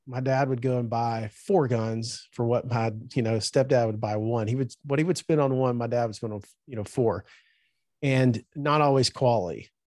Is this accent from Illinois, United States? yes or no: no; Birmingham, Alabama, United States; also born or lived in Safford, Alabama; I was there till I was 12 years old, and then um, at 12 we moved from Birmingham to a town called Safford, Alabama.